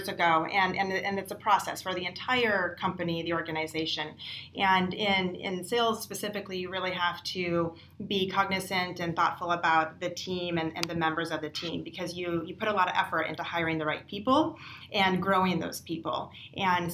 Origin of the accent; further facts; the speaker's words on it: South Dakota, United States; now in Bay Area, United States; I grew up in South Dakota, and I grew up on a ranch, and I was Miss Rodeo South Dakota